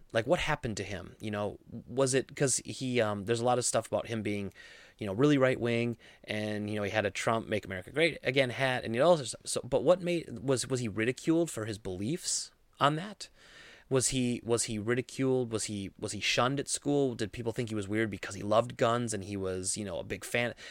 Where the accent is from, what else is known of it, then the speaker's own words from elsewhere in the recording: Midwest, United States; I grew up in the Midwest, I grew up around guns